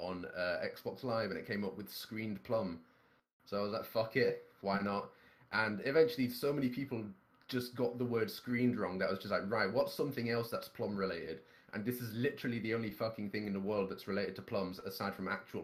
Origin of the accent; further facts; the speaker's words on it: Scotland, United Kingdom; I'm Scottish